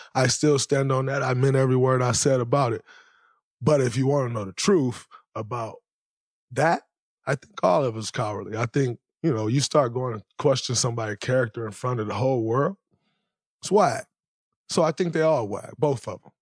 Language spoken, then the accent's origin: English; Saginaw, Michigan, United States; growing up in Saginaw, Michigan, the way I grew up.